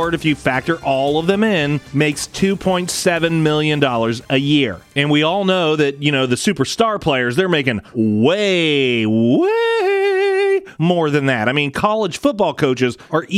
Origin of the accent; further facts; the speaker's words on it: United States; as American people